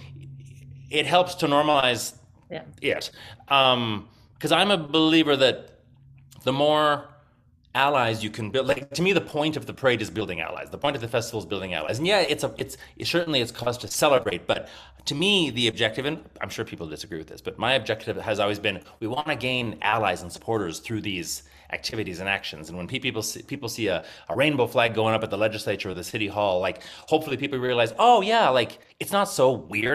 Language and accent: English; a small farming town north of Regina, Saskatchewan, Canada; I actually grew up in a small farming town north of Regina